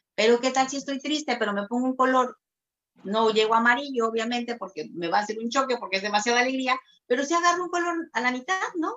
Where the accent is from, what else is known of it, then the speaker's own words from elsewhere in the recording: Tabasco, Mexico; yo soy de Tabasco, eh, Tabasco, México